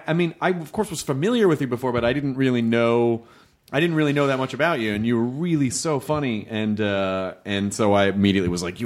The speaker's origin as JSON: {"language": "English", "region": "Tennessee", "country": "United States", "tie": "born or raised there", "also_born_or_lived": "Kentucky", "moved": "yes", "said": "Tennessee. I was born in Kentucky. I grew up in Tennessee."}